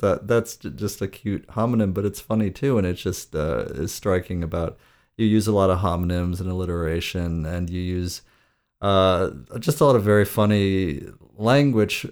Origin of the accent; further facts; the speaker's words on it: Great Lakes, United States; accent: Great Lakes; my accent is, is Great Lakes region